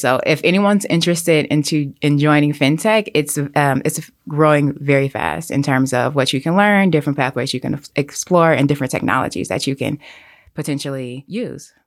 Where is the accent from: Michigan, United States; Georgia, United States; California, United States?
Michigan, United States; Detroit; now in New York City, United States; I grew up in a, like, very lower-income inner city community